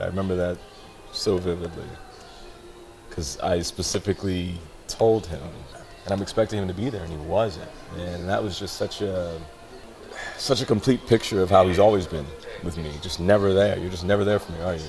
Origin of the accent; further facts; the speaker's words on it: Seattle, Washington, United States; I was born in West Seattle, uh, across the bridge. Not a bad neighborhood at all. Pretty nice.